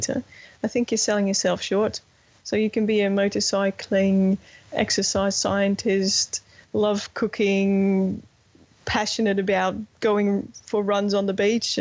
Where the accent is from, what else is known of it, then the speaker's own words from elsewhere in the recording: Netherlands; I'm from the Netherlands